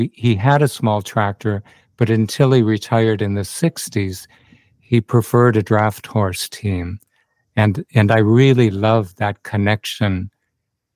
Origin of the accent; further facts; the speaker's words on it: Minnesota, United States; moved away as an adult; also born or lived in Western U.S.; now in Byron Bay, Australia; I grew up on a family farm in Minnesota, which borders Canada and the U.S.